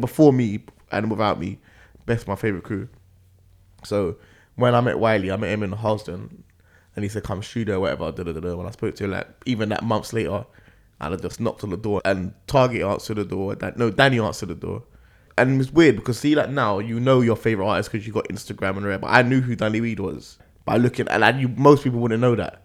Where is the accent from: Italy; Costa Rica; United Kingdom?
United Kingdom; London; I'm from Northwest